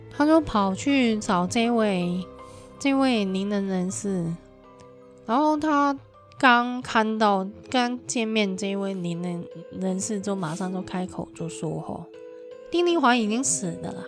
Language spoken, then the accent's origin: Chinese; Hong Kong; 我们香港人都是那个年代出生